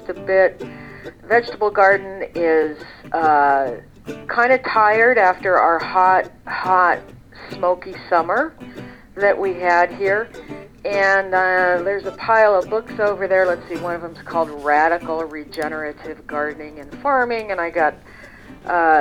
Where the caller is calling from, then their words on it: Seattle, Washington, United States; I'm calling in from the kitchen table, which is located in Seattle, Washington